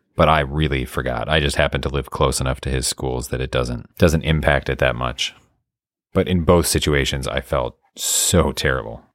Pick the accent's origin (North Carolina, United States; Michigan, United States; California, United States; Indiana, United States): Michigan, United States; now in Illinois, United States; I'm used to it growing up in Michigan, getting just a ton every season